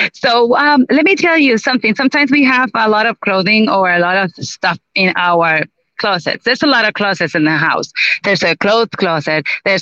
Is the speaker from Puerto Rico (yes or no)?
yes; Aguadilla, Puerto Rico; This is my hometown, Aguadilla.